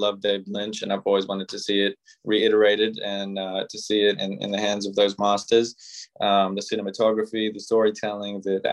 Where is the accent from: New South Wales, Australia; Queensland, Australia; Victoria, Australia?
Victoria, Australia; Melbourne; the house that I grew up in here in Melbourne, Australia